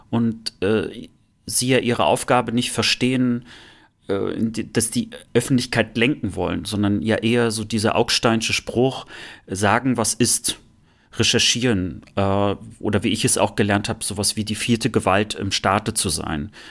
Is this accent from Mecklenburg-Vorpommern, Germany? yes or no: yes; Rostock, Mecklenburg-Vorpommern, Germany; Und bei uns in Rostock, in Lichtenhagen gegenüber, war das sogar so krass, dass das Gymnasium zwei Schülerzeitungen hatten